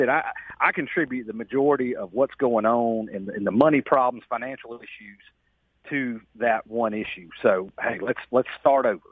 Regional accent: Jackson, Mississippi, United States; I grew up in Jackson, and I work in Jackson now

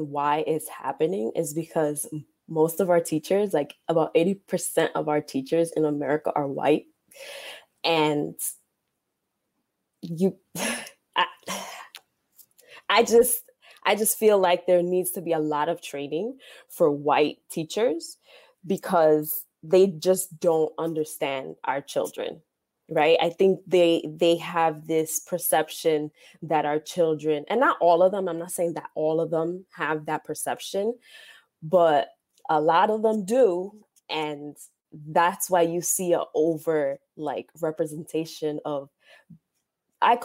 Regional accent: New York City, New York, United States; I was born here in New York City, Harlem

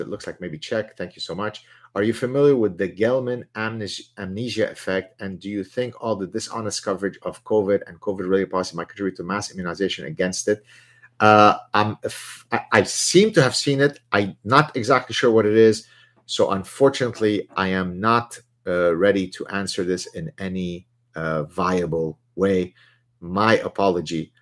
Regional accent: Lebanon; first language Arabic; English is a second language; also born or lived in Southern California; now in Montreal, Canada; I learned French in Lebanon. Uh, in Lebanon, Arabic is my mother tongue. French was my second language

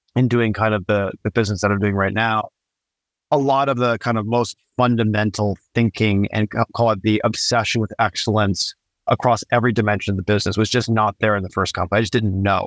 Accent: Niagara Falls, Ontario, Canada; I grew up in Niagara Falls on the Canadian side, so very close to Buffalo

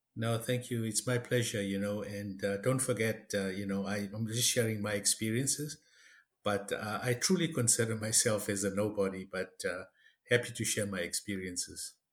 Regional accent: South Africa; moved away as an adult; now in Canada; I was born and raised in South Africa uh, of Indian ancestry, third generation

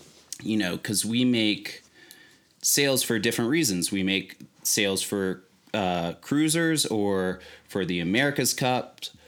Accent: Virginia, United States; actually met him through a mutual friend that is also from Virginia. We're originally from Virginia.

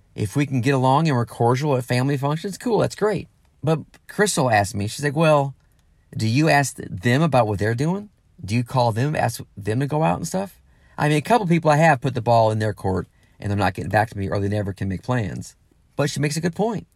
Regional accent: Granite City, Illinois, United States; moved away as an adult; also born or lived in Los Angeles / San Diego / Nashville; my hometown, you know, the Midwest, the St. Louis area, Granite City, Illinois, where I'm from originally.

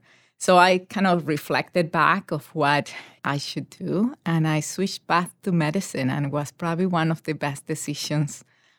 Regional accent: Panama; moved away as an adult; So I grew up in Panama

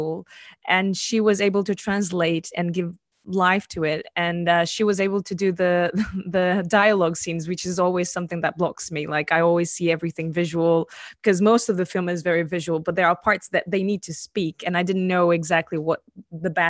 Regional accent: Portugal; I come from a very conservative country. I come from Portugal

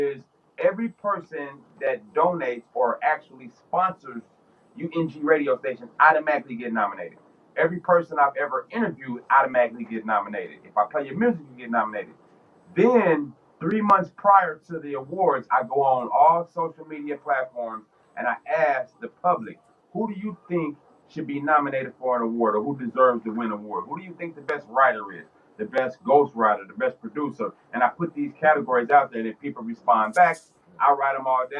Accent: West Coast, United States; So growing up on the West Coast, we couldn't do nothing but like following their footsteps.

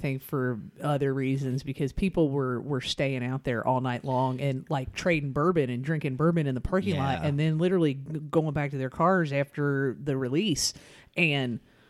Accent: Northern Kentucky, United States; now in Lexington, United States; growing up in Northern Kentucky, and there's some still there, and there's some down here too in Central Kentucky, in Lexington, Georgetown

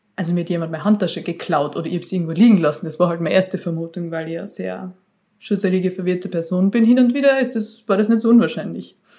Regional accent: Austria; bei uns in Österreich

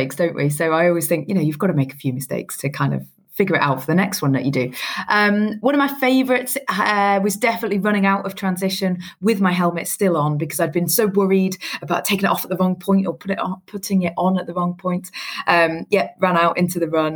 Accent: Newcastle upon Tyne, North East England, United Kingdom; I grew up in Newcastle up north

